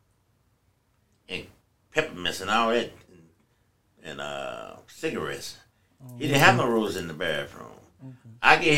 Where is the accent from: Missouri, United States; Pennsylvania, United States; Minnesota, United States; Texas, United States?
Missouri, United States; St. Louis; I'm from Cross Square Village.